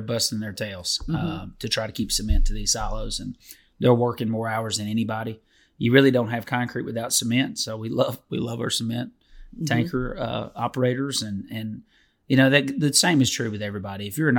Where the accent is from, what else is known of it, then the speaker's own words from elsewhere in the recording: Detroit, Michigan, United States; My hometown.